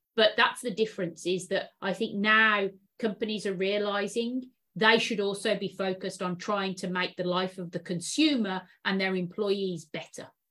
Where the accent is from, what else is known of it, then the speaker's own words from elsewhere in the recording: United Kingdom; now in San Francisco, United States; UK, UK, born and bred